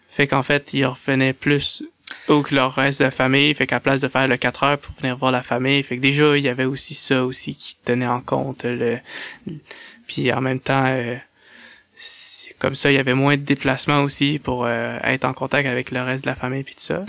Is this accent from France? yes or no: no; Saint-Georges, Quebec, Canada; je suis né à Saint-Georges-de-Beauce, au Québec